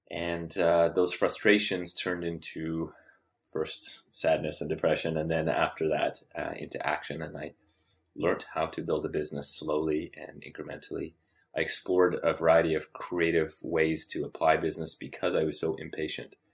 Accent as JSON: {"language": "English", "country": "Papua New Guinea", "tie": "born or raised there", "also_born_or_lived": "Pincher Creek, Canada / Ottawa, Canada / Calgary, Canada", "said": "I grew up in Papua New Guinea, and then I lived in Ottawa and then Calgary for my undergrad, and then came here for professional school."}